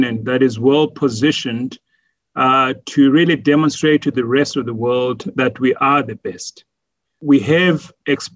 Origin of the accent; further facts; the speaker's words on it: Bulawayo, Zimbabwe; moved away as an adult; also born or lived in Johannesburg, South Africa; I was born in Bulawayo in Zimbabwe. I went to a government school and went to a high school in a school called Plumtree